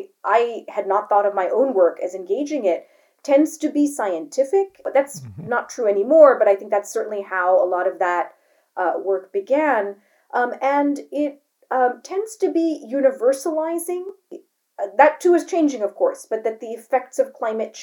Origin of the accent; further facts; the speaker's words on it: Delhi, India; moved away; my happiest memories of growing up in Delhi